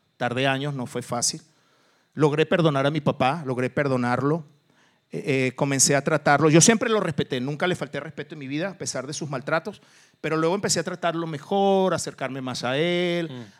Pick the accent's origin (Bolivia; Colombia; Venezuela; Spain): Venezuela; moved away as an adult; also born or lived in Portugal; now in Mexico; yo soy portugués de nacimiento, criado en Venezuela, pero ahora soy mexicano